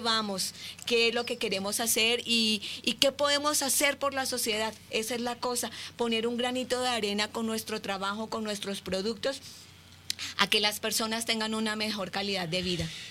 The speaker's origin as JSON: {"language": "Spanish", "country": "Colombia", "tie": "born or raised there", "moved": "as an adult", "lives_now": "Mexico", "said": "nací en Colombia, eh, quise traerme un pedacito de Colombia a México."}